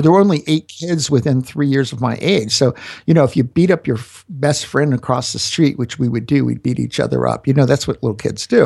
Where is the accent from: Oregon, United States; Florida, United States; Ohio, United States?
Florida, United States; now in Denver, United States; I'm from Florida